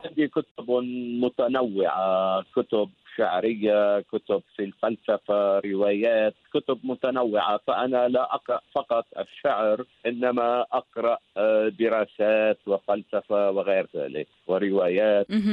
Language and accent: Arabic; Shabtin, North Governorate, Lebanon; moved away as an adult; also born or lived in Batroun, Lebanon / Beirut, Lebanon; now in Sydney, Australia; شبطين قرية صغيرة في شمال لبنان ولدت فيها ونشأت